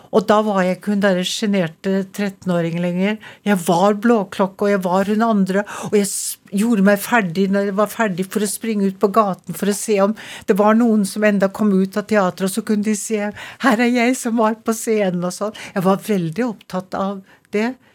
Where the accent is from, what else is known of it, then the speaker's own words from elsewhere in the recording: Trondheim, Trøndelag, Norway; accent: trønder; first language Norwegian; also born or lived in Little Norway (Canada) / New York; now in Oslo, Norway; det kommer fra Trondheim, og denne lille trønderslengen henger ved